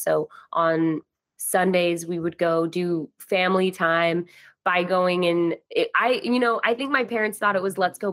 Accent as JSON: {"language": "English", "region": "Idaho", "country": "United States", "tie": "born or raised there", "also_born_or_lived": "Utah", "moved": "as an adult", "lives_now": "California, United States", "said": "growing up in Idaho"}